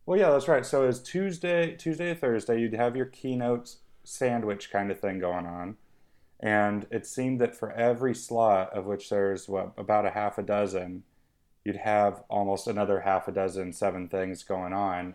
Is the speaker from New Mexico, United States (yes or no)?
no; Missoula, Montana, United States; moved away as an adult; also born or lived in West Country, England; now in United Kingdom; I grew up near Missoula, Montana